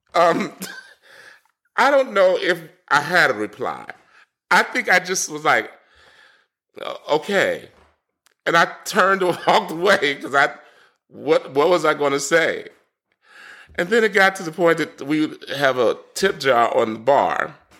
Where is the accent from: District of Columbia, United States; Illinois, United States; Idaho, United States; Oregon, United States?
District of Columbia, United States; Washington; moved away as an adult; also born or lived in Durham, North Carolina / Chapel Hill, North Carolina / Tybee Island, Georgia; born and raised in Washington, D C, so I'm a city kid